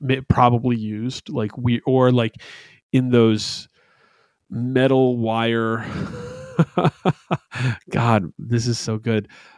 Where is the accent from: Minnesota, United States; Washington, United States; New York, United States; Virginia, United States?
New York, United States; Albany; First, though, before I moved to New Jersey, before I came from New Jersey, I came from a place called Albany, New York. And in upstate New York, … is not a religion, but something more holy than that.